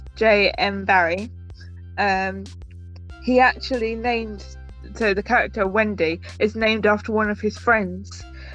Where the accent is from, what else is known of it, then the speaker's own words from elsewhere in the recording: England, United Kingdom; I'm English